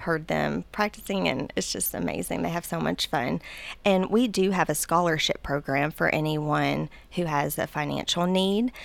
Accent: Murfreesboro, Tennessee, United States; I am from Murfreesboro

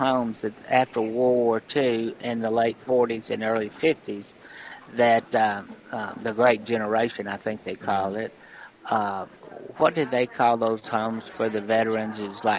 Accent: McMinnville, Tennessee, United States; moved away; I was driving back from McMinnville from a bank meeting down there where I'm from

